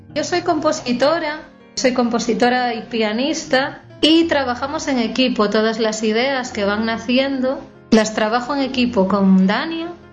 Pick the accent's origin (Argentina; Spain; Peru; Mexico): Spain; Galicia; que soy gallega